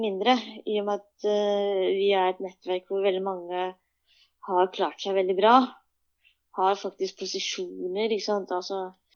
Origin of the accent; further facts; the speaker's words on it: Norway; also born or lived in Busan, South Korea; jeg er norsk ferdig